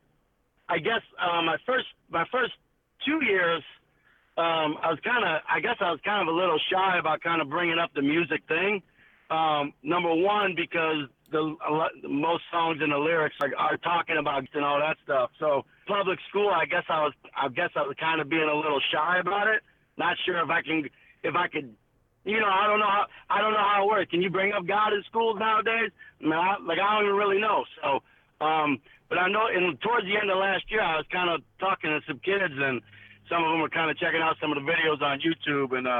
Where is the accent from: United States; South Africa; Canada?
United States; Chicagoland area, Illinois; I'm from the Chicagoland area, just kind of suburbs right outside of Chicago